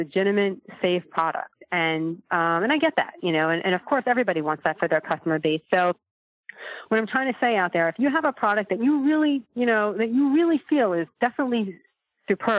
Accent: New York, United States; now in California, United States; I'm in California now. I'm from New York originally

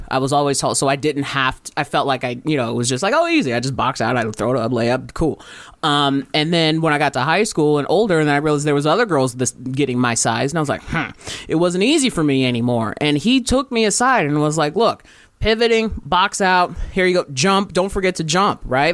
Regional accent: Riverside, California, United States; I grew up in Riverside, California

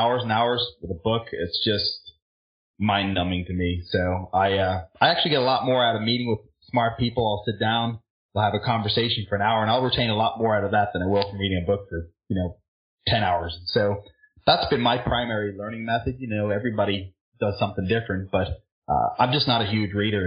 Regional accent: Ireland; also born or lived in California; now in Florida, United States; I'm originally from Ireland

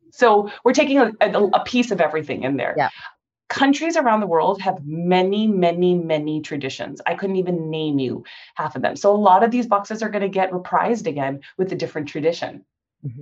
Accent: Cerritos, California, United States; also born or lived in Santa Monica; I was technically born in Santa Monica, but I was raised in the city of Cerritos. So I'm a Southern California born and raised OG girl.

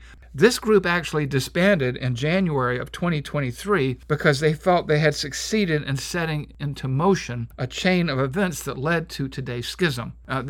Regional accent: Savannah, Georgia, United States; I grew up in the United Methodist Church at Wesley Monumental Methodist Church in Savannah, Georgia.

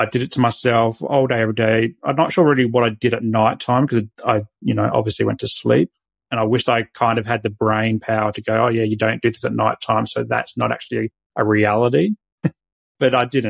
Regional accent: Adelaide, South Australia, Australia; now in Sunshine Coast, Australia; I was born in Adelaide

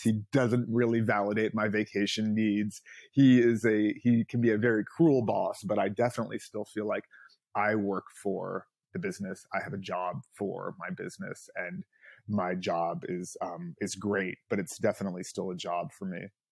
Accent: Los Angeles, California, United States; I, uh, grew up here in L

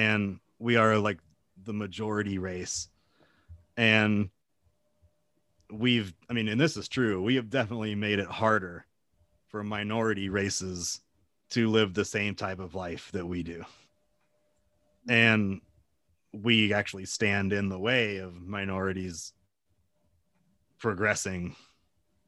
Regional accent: United States; now in Japan; as an American

